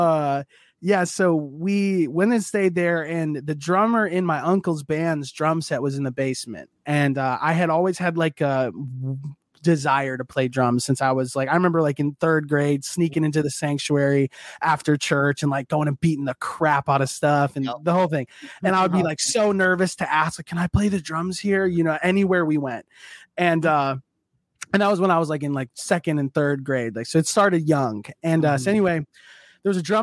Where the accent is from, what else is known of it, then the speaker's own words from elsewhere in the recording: Minneapolis, Minnesota, United States; now in Cincinnati, United States; I was born and raised in Minneapolis